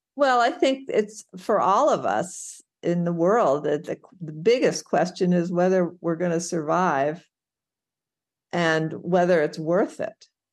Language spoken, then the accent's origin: English; St. Louis, Missouri, United States; I grew up in Saint Louis, Missouri